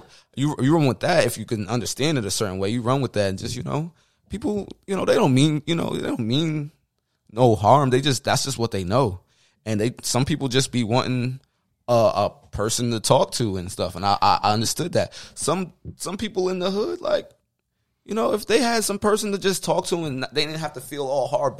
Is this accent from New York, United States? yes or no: yes; Troy, New York, United States; I grew up in the Kings. Shout out to the Kings, Troy, New York, 518